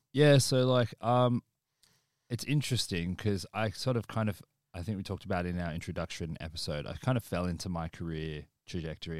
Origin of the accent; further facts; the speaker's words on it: Australia; moved away as an adult; now in United Kingdom; our experience predominantly being in Australia